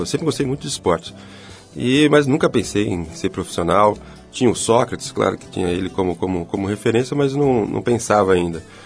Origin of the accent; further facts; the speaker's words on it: Ribeirão Preto, São Paulo, Brazil; ele se transferiu para Ribeirão Preto, que foi onde eu nasci